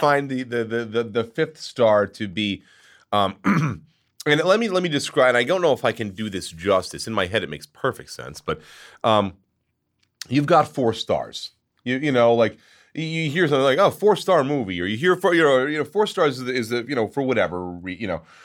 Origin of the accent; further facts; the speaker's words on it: Long Island, New York, United States; I grew up on Long Island